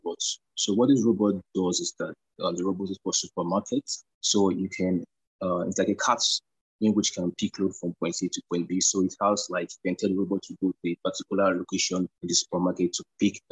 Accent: Nigeria; I'm a Nigerian

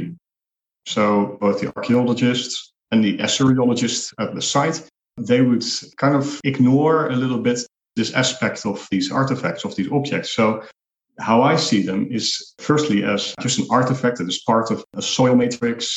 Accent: Netherlands; now in Nicosia, Cyprus; I'm originally from the Netherlands

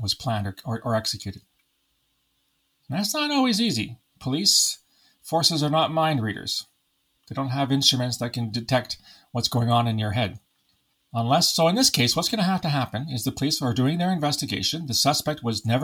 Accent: London, Ontario, Canada; in London, Ontario, which happens to be my hometown

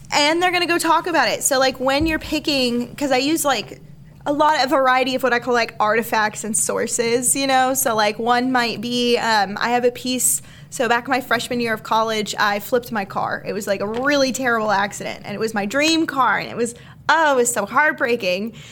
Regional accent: Alaska, United States; I was born in Alaska.

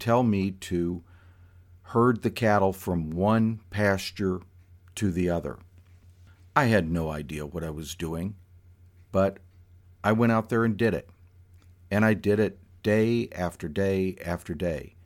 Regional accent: South Florida, United States; this kid growing up in South Florida who had never ridden horses

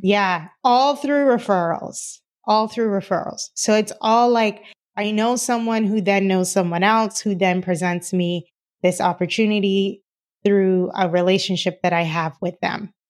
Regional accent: Cayman Islands; moved away; I am originally from the Cayman Islands, and, uh, my dad was a contractor

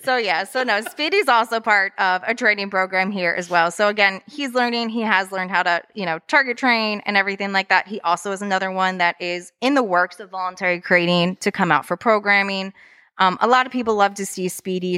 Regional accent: Lansdale, Pennsylvania, United States; moved away as an adult; also born or lived in Florida; being from, I was originally from Lansdale

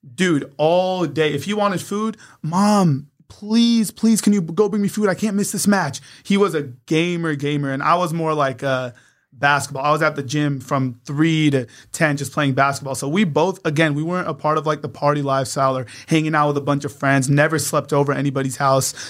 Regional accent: San Diego, California, United States; born or raised there; also born or lived in Poway

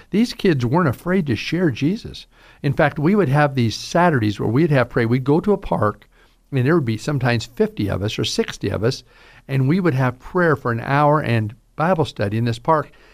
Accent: Southern, United States; accent: Southern drawl; I have this Southern drawl

